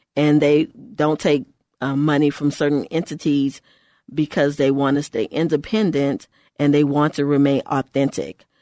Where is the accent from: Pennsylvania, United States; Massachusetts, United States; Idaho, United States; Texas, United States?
Texas, United States; in our state, because I'm from Texas